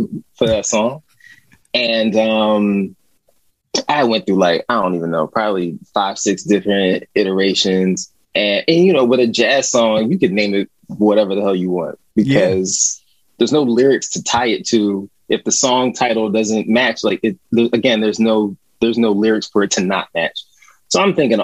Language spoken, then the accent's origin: English; Yeadon, Pennsylvania, United States; also born or lived in Philadelphia, Pennsylvania; I was born in Southwest Philly. I was born in Hahnemann Hospital